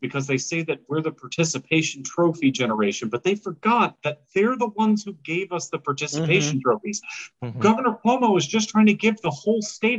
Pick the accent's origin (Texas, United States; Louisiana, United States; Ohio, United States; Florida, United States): Louisiana, United States; now in Savannah, United States; I'm from Louisiana